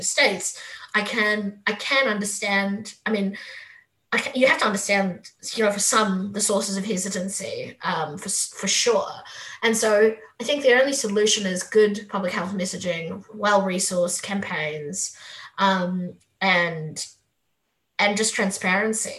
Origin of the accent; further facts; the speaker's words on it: South Africa; moved away; I'm South African.